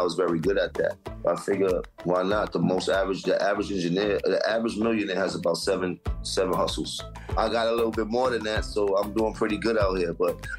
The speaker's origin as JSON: {"language": "English", "town": "Harlem", "region": "New York", "country": "United States", "said": "And I'm from Harlem. All you learned about was hustling when you were Harlem."}